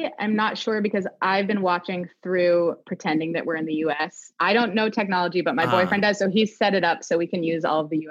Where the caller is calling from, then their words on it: Toronto, Ontario, Canada; I am joining you from my new and old home of Toronto, Canada.